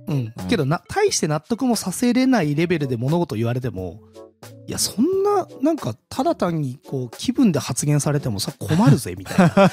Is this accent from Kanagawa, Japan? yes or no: no; Kurume, Fukuoka, Japan; 地元福岡県久留米市っていうところ